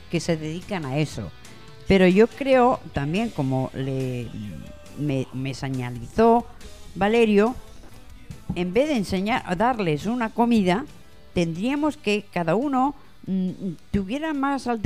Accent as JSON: {"language": "Spanish", "country": "Ecuador", "said": "Eh, soy de Ecuador."}